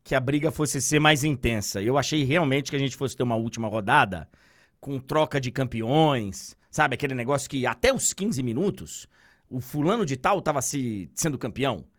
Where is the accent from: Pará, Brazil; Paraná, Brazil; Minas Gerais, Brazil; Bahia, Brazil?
Bahia, Brazil; moved away; Eu fui criado na Bahia